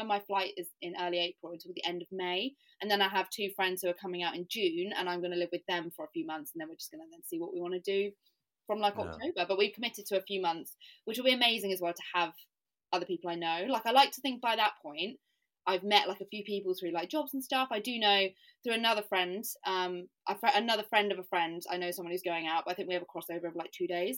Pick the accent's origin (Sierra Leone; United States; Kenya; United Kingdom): United Kingdom; also born or lived in Southampton; now in London, United Kingdom; I'm from Britain